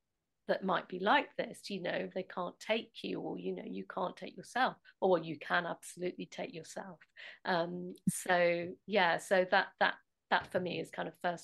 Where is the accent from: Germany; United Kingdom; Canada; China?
United Kingdom; Nottingham, East Midlands; And so we're both from Nottingham, so we both kind of probably borrowed